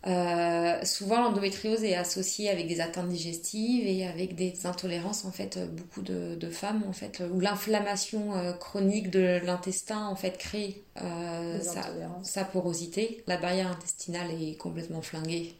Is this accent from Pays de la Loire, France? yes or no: yes; Nantes, Pays de la Loire, France; now in Paris, France; je viens de Nantes et là je travaille sur Paris